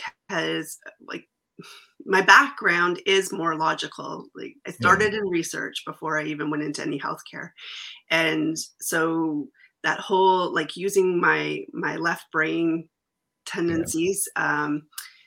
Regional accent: Canada; as a Canadian too

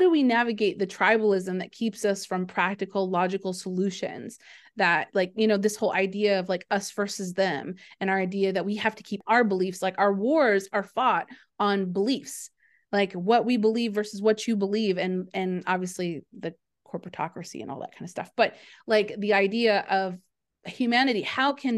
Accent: United States; as an American

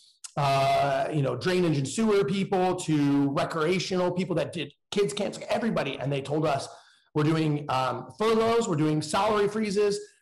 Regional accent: Danville, California, United States; I grew up in a suburb of the San Francisco area in a small town called Danville

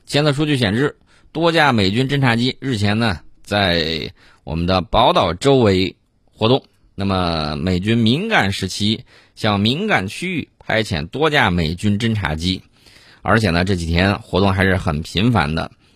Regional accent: China; 作为中国人的一份子

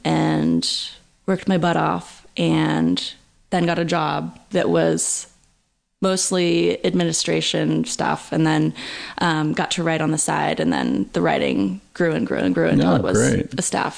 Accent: Berkeley, California, United States; I'm from Berkeley.

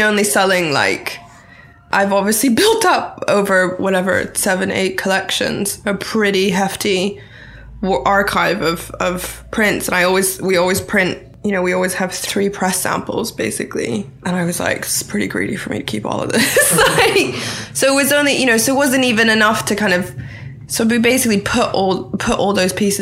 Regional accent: Thailand; moved away; also born or lived in Bangkok; I grew up in Thailand, so I've kind of always lived between here and Bangkok

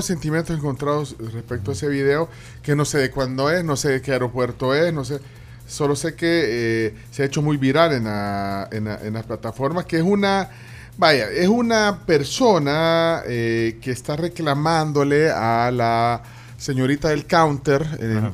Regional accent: El Salvador; como salvadoreños, como tribuleños

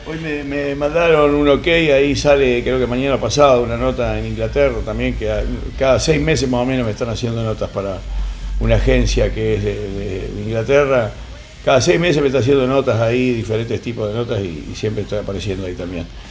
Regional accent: Uruguay; now in Argentina; Soy uruguayo

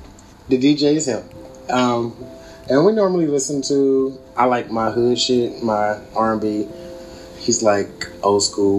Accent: Dayton, Ohio, United States; I'm from Dayton, Ohio.

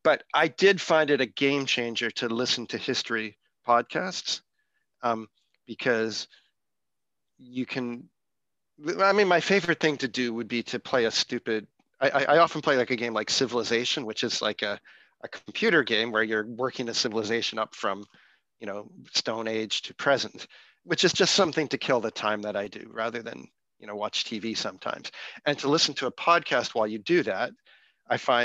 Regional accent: Victoria, British Columbia, Canada; also born or lived in Nova Scotia; I was born in Nova Scotia and we moved back from Nova Scotia to Victoria, British Columbia.

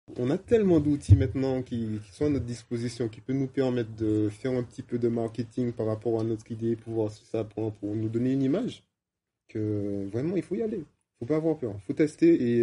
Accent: Martinique; moved away; also born or lived in England

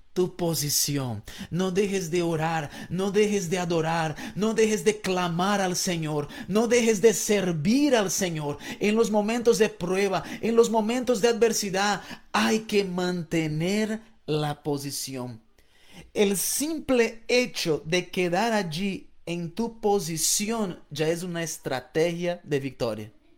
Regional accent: Florianópolis, Santa Catarina, Brazil; moved away; yo soy de Brasil y yo crecí en una isla en el sur de Brasil llamado Florianópolis

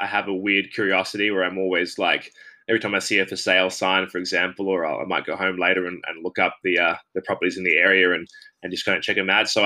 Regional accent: Brisbane, Queensland, Australia; also born or lived in Mango Hill; I grew up in down in Carindale, like Southside, really nice area.

